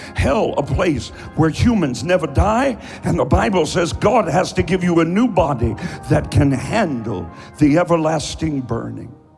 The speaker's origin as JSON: {"language": "English", "region": "Eastern Kentucky", "country": "United States", "said": "I'm from Eastern Kentucky. I talk slowly"}